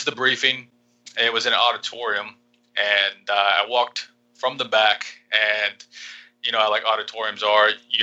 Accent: Vinita, Oklahoma, United States; moved away as an adult; now in Panama; a small town called Vinita

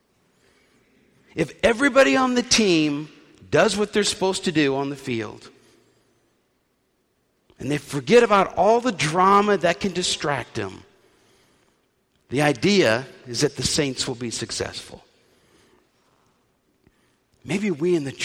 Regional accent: New Orleans, Louisiana, United States; When I was growing up in New Orleans

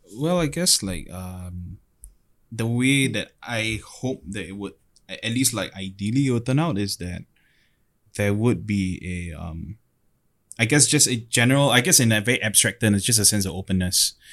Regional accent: Singapore

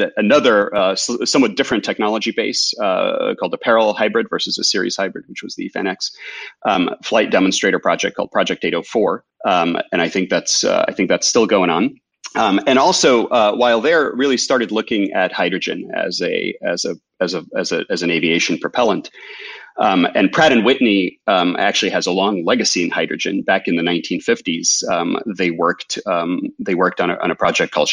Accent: Ukraine; moved away; I grew up in Ukraine, in the former USSR.

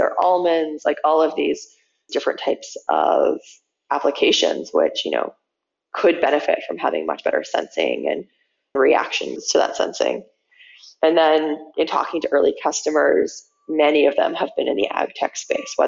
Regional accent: Manitoba, Canada; growing up in Manitoba, like driving out to my dad's family farm

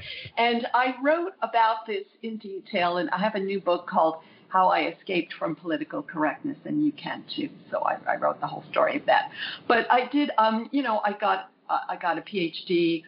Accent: Long Island, New York, United States; also born or lived in Brooklyn; now in California, United States; Long Island, New York. I was born in Brooklyn, as it seems like such a huge percentage of the population was. And I lived in New York until I moved to California later on.

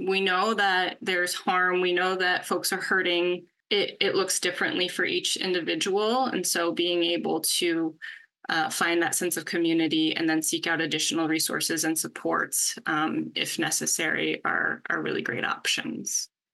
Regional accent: California, United States; also born or lived in Pennsylvania; I was born and raised in California

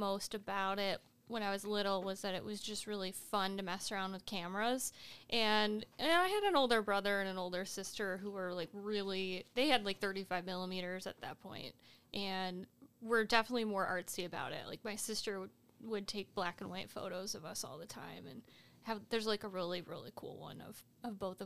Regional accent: Rochester, New York, United States; also born or lived in Penfield; I grew up in Penfield, right. And then I left the suburbs when I was probably, I don't know, 12. And then I moved to the south wedge of the city

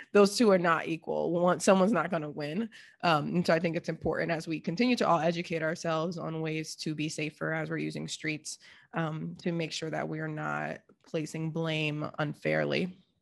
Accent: Seattle, Washington, United States; growing up in Seattle

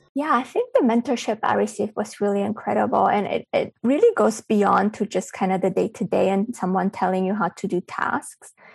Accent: Berlin, Germany; moved away; also born or lived in Bulgaria; I was born in Bulgaria, but I grew up in Berlin, Germany.

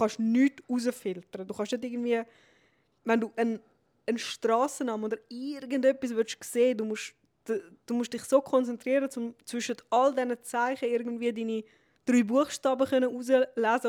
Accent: Switzerland; bei uns in der Schweiz

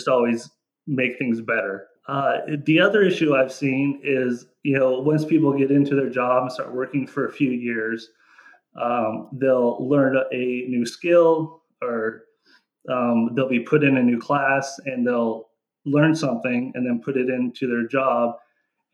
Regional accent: Mead, United States; moved away as an adult; I'm from Mead, which is just outside of here.

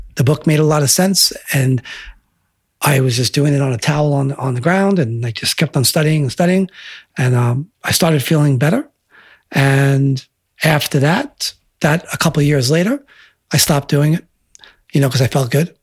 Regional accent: Selden, New York, United States; growing up in Selden

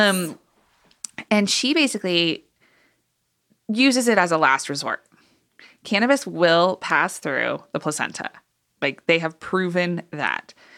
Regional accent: Boulder, Colorado, United States; moved away as an adult; also born or lived in Kansas; now in Boulder, United States; So, high school I was here in Boulder and then moved to Kansas okay. for college

